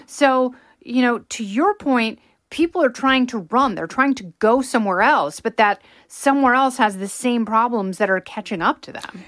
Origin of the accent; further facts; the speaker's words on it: Pacific Northwest, United States; growing up in the Pacific Northwest